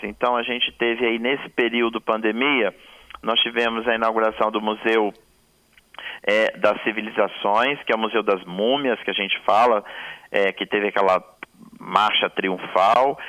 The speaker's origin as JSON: {"language": "Portuguese", "region": "Espírito Santo", "country": "Brazil", "said": "E como nós capixabas falamos"}